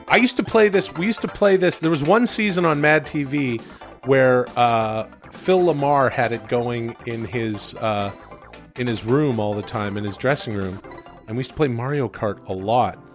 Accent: Canada; I'm Canadian.

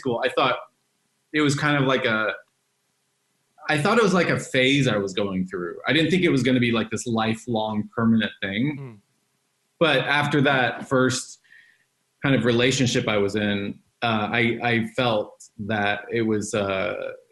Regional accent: Dallas, Texas, United States; now in Los Angeles, United States; I was born and raised in Dallas, Texas.

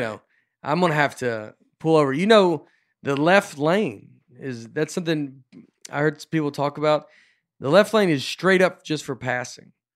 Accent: Old Hickory, Tennessee, United States; I grew up in Old Hickory, which is Lakewood

